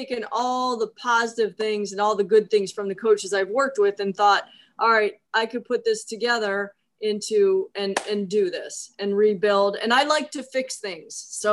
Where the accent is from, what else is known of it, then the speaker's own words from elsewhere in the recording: Cleveland, Ohio, United States; moved away; I grew up in Cleveland.